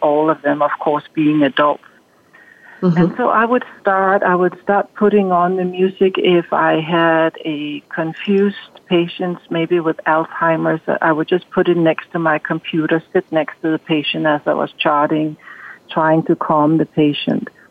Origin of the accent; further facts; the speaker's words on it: Denmark; moved away as an adult; now in United States; growing up in Denmark